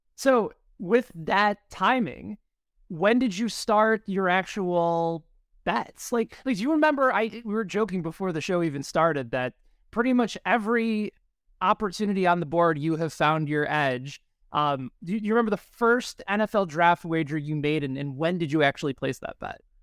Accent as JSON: {"language": "English", "town": "Chicago", "region": "Illinois", "country": "United States", "tie": "born or raised there", "moved": "yes", "said": "the Windy City, which is my hometown"}